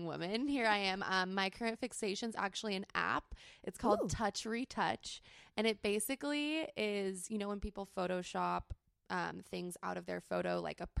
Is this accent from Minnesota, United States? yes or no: no; San Diego, California, United States; I grew up in San Diego, born and raised